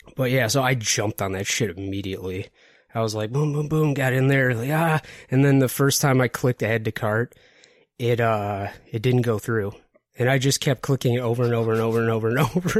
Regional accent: Detroit, Michigan, United States; I'm originally from Detroit

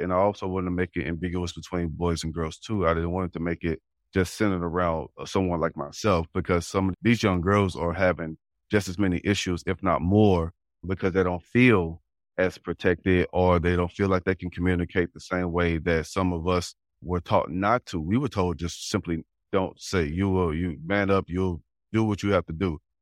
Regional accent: St. Louis, Missouri, United States; the neighborhood I, I grew up in in Saint Louis

